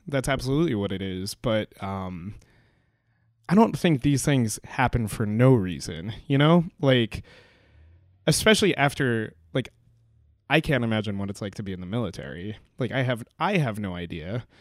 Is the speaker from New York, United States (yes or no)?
yes; Pelham, New York, United States; my hometown, uh, you know, our high school is Pelham Memorial High School